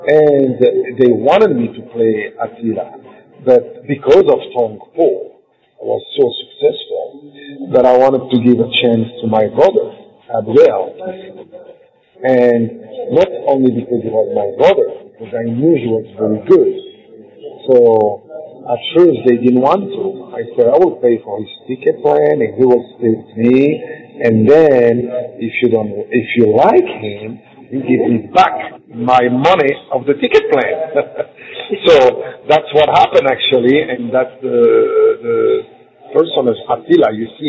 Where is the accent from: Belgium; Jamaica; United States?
Belgium; also born or lived in Morocco; But actually, originally I'm from Morocco. So, and I grew up in Belgium.